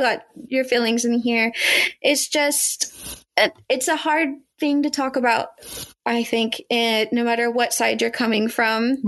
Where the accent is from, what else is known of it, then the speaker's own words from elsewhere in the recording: United States; I am an American who is a product of the education system